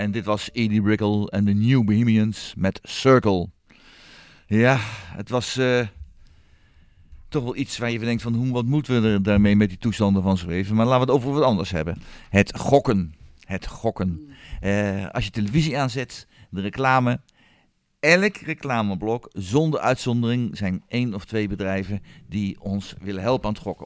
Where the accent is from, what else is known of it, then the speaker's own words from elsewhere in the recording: western Netherlands, Netherlands; moved away; oorspronkelijk waar ik vandaan kom uit het westen van het land